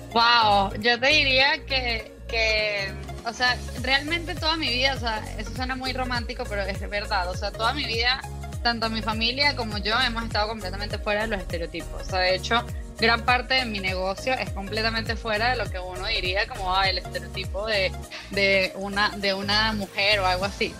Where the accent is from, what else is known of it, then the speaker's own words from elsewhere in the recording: Venezuela; moved away; also born or lived in Cancún, Mexico / Mexico City, Mexico; yo soy de Venezuela, pero emigré hace mucho tiempo